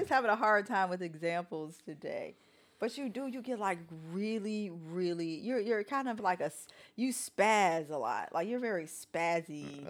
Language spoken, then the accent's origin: English; Chicago, Illinois, United States; I grew up on the South Side of Chicago